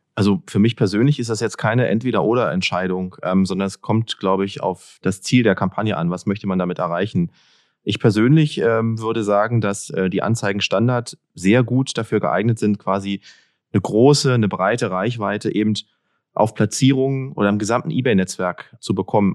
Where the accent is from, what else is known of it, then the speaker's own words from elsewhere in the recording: Berlin, Germany; Ich komme aus Berlin